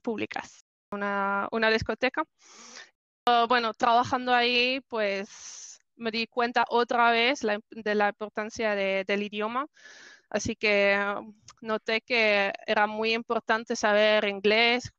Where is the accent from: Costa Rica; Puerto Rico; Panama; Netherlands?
Netherlands; Spanish is a second language; also born or lived in Spain; quería irme de mi pueblo, quería irme de Holanda